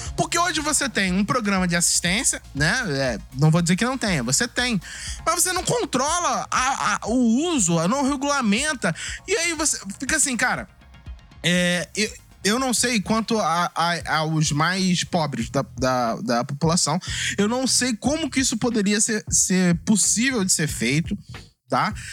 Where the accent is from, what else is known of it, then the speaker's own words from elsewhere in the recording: Brazil; a gente é brasileiro